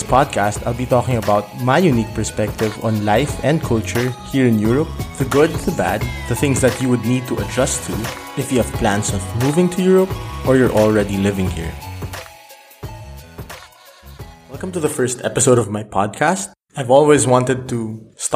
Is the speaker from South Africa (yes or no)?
no; Philippines; moved away as an adult; also born or lived in Vietnam / Maastricht, Netherlands; now in Aachen, Germany; I'm actually from the Philippines. I lived practically most of my life in the Philippines. So I grew up there.